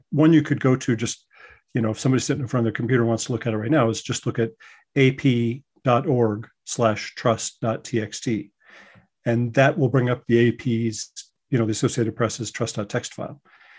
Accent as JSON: {"language": "English", "region": "Colorado", "country": "United States", "lives_now": "New York, United States", "said": "I'm originally from Colorado, but I went out to New York, went to the J School, loved it, worked at New York Newsday"}